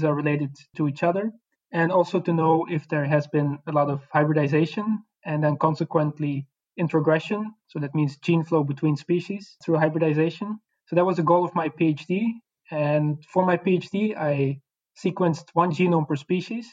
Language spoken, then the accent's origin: English; Belgium; moved away as an adult; now in Netherlands; I'm a researcher from Belgium, but at the moment I'm working in the Netherlands